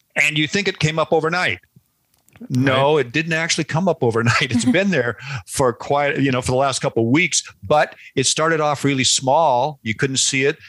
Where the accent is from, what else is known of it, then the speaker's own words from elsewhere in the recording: Seattle, Washington, United States; I grew up in Seattle, which is a perfect climate for wild mushrooms